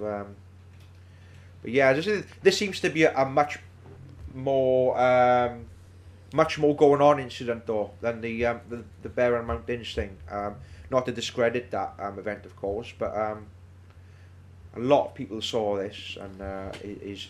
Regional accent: Wales, United Kingdom; We are all based in and around the South Wales valleys.

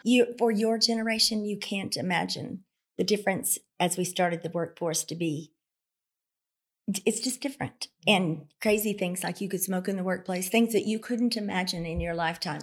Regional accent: Carnegie, Oklahoma, United States; I was born in Southwest Oklahoma in a very, very small town, a farm community, Carnegie, Oklahoma.

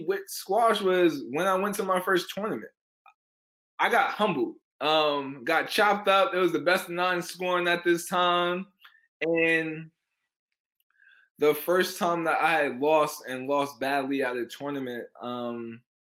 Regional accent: New York City, New York, United States; I said I was from Harlem

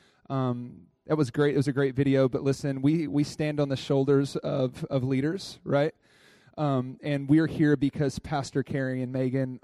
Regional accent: Dallas, Texas, United States; accent: drawl; moved away; I come from Dallas, Texas. I have a little bit of drawl in my voice. I'm a country boy

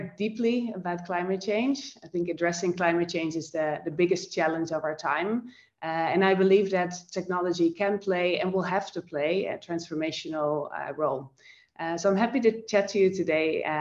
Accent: Netherlands; moved away as an adult; also born or lived in Amsterdam / Tokyo; now in Sydney, Australia; I am born and raised in the Netherlands, in Europe

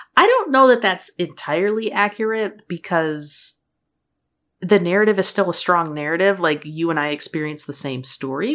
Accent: Midwest, United States; moved away; also born or lived in Michigan; I grew up in the Midwest

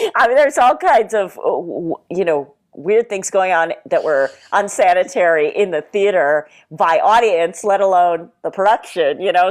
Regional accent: South Hadley, Massachusetts, United States; moved away as an adult; also born or lived in Springfield, Massachusetts / Japan / New York; now in Los Angeles, United States; I was born in Western Massachusetts, uh, in a city called Springfield, and I grew up primarily in uh, South Hadley, Massachusetts

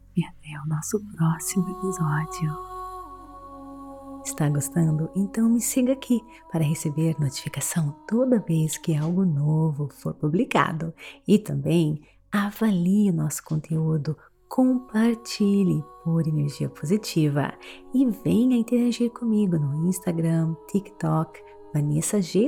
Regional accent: Brazil; moved away; Tanto tempo fora do Brasil, meu português está um pouquinho fraquinho.

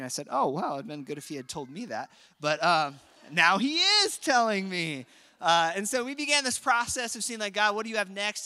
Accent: Apple Valley, Minnesota, United States; I grew up in Apple Valley, Minnesota

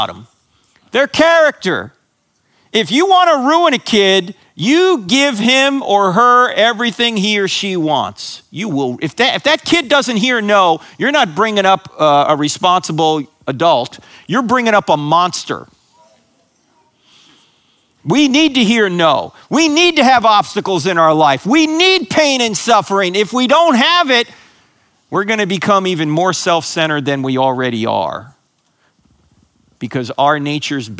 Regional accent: New Jersey, United States; I grew up in New Jersey, so I grew up a New York Giant fan

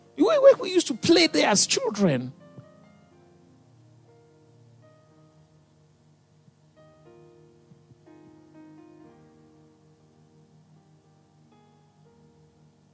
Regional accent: Lagos, Nigeria; moved away; I grew up in Ikoyi

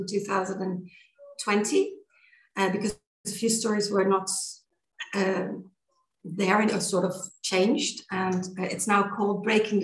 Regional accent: Netherlands; moved away as an adult; now in Granada, Spain; And I'm from Holland, but I came to Spain in 2003.

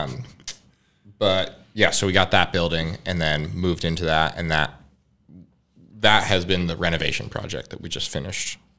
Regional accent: Massachusetts, United States; I grew up in Massachusetts

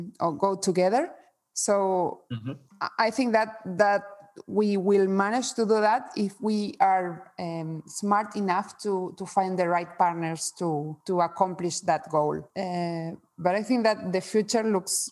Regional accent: Argentina; moved away; also born or lived in Spain; I'm also from Spain. I have both citizenships, mm-hmm. but I was born in Argentina

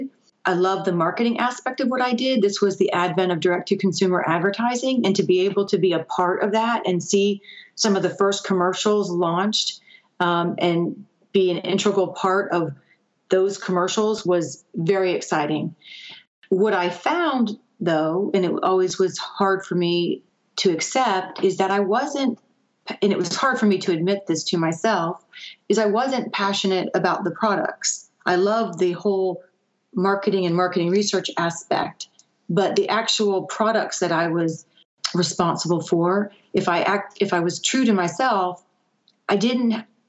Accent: Gainesville, United States; moved away as an adult; also born or lived in the Northeast; move back home to where I was raised was very scary, because I knew there wasn't a pharmaceutical industry in my hometown

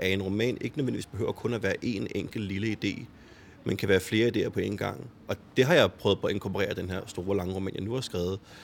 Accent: Copenhagen, Capital Region of Denmark, Denmark; Jeg er jo også vokset op i urbanplanen og har også altid gået til fodbold i, i Fremad Amager

